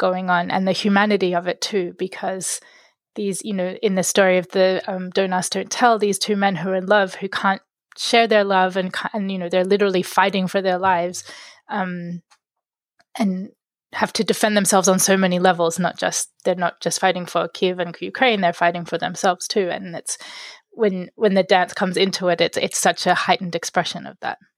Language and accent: English; Sydney, New South Wales, Australia; I grew up in Sydney